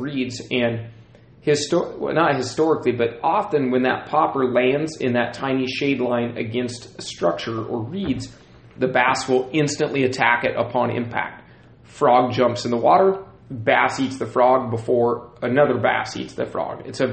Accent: South Puget Sound, Washington, United States; I grew up in the South Puget Sound area

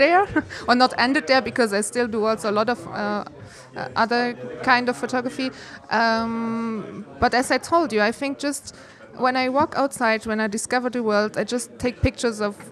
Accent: north of Luxembourg, Luxembourg; English is a second language; moved away as an adult; I was born in Luxembourg. I grew up in the north of Luxembourg, really on the countryside in a very, very small village.

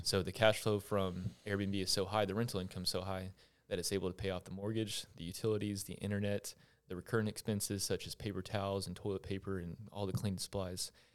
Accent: Longview, Texas, United States; born and raised in Longview.

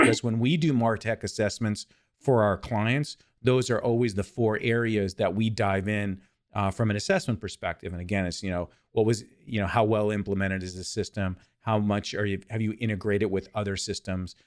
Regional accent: California, United States; I'm from California

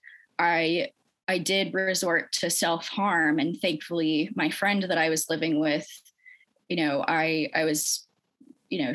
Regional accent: St. Petersburg, Florida, United States; my hometown in St. Petersburg, Florida

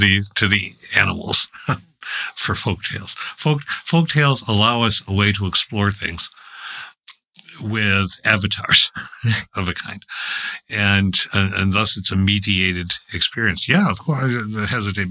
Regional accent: Warsaw, New York, United States; Whenever I'm telling people where I'm from, it's like on a triangle halfway in between at the apex point, Rochester and Buffalo

